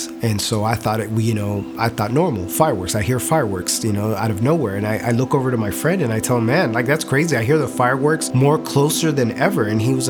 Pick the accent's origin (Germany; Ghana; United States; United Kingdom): Germany; Nuremberg, Bavaria; born there; I was born in Nuremberg, Germany, and my parents were actually from Puerto Rico